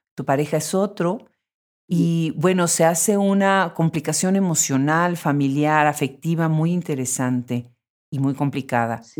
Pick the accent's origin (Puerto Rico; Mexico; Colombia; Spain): Mexico; moved away; yo soy de México originariamente